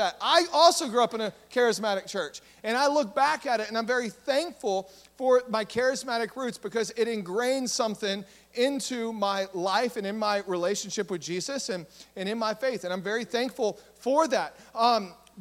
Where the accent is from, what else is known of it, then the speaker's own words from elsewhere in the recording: Southeast Texas, United States; we're in Southeast Texas, and I grew up in Southeast Texas